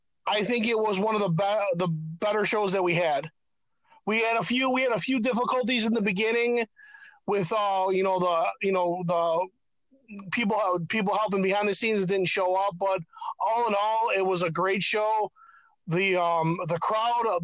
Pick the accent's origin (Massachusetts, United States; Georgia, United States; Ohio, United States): Ohio, United States; Mayfield Heights; also born or lived in Old Brooklyn, Ohio; I grew up in Mayfield Heights, Ohio